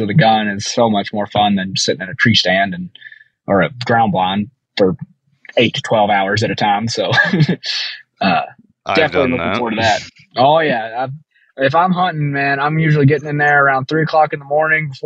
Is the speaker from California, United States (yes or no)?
no; Southern Tennessee, United States; moved away; I'm from Tennessee. So I was from Southern Tennessee.